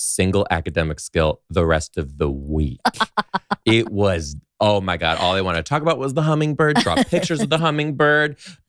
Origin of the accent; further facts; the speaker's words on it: Detroit, Michigan, United States; outside Detroit.